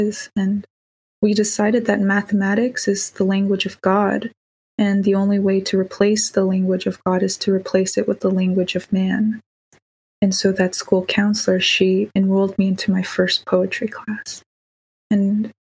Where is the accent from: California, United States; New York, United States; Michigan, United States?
California, United States; Bay Area; born or raised there; also born or lived in Davis, California